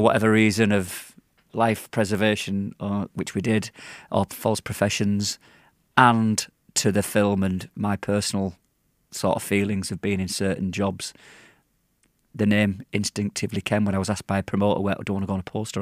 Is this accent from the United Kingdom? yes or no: yes; Yorkshire and the Humber, United Kingdom; now in Manchester, United Kingdom; I'm from Yorkshire. I've lived in Manchester for twenty-two years